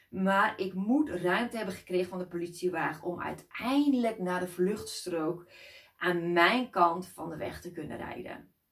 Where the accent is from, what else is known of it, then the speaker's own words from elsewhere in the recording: Netherlands; Ja, ik kom uit Nederland